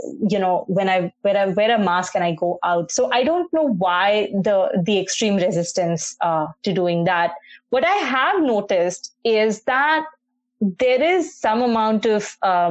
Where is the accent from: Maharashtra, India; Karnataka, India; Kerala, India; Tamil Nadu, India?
Maharashtra, India; Mumbai; now in Toronto, Canada; I grew up in Bombay, so very pedestrian-friendly